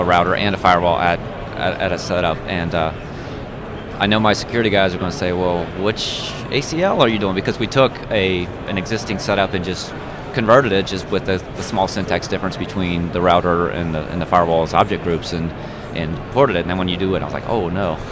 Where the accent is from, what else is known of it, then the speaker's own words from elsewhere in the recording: Cincinnati, Ohio, United States; I'm from Cincinnati.